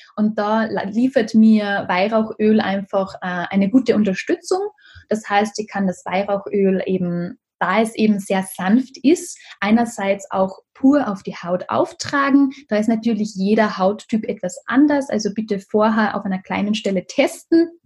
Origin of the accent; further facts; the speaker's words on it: Carinthia, Austria; hier in Kärnten in meinem Heimatort